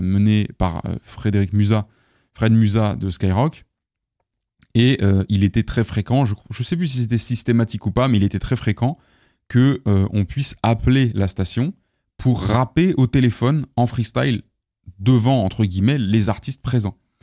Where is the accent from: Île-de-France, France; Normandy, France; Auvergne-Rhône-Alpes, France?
Île-de-France, France; Paris; je viens du, du quinzième sud-ouest, donc, euh, euh, vers Ballard